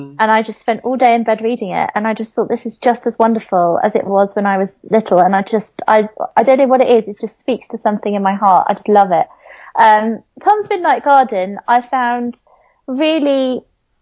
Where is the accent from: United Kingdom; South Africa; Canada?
United Kingdom; London; I grew up in Southeast London with a tiny strip of grass and concrete as my back garden